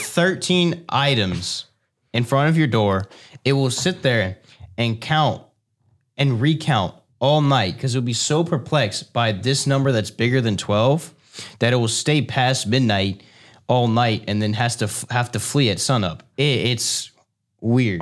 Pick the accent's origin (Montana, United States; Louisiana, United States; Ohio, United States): Louisiana, United States; Cajun; I'm Cajun